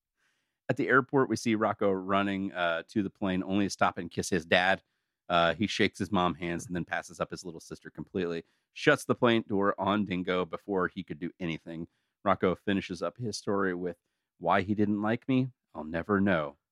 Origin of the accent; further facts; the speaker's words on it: United States; we're also all from America.